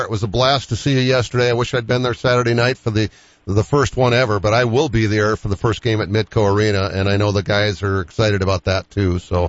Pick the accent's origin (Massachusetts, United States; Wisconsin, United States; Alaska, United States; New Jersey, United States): Massachusetts, United States; Boston; growing up in Boston.